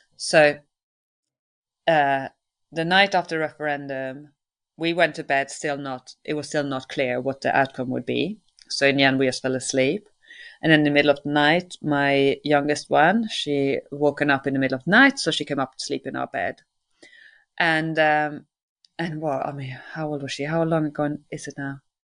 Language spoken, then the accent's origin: English; Sweden; now in United Kingdom